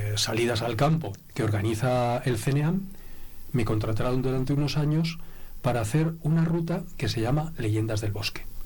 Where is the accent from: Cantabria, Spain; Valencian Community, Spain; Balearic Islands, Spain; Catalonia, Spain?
Cantabria, Spain; Santoña; moved away as an adult; now in Segovia, Spain; allí en Santoña, de donde soy, en el instituto en el que estudiaba